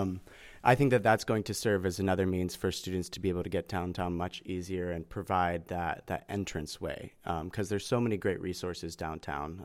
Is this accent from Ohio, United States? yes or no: yes; Hubbard, Ohio, United States; I'm actually from Hubbard, Ohio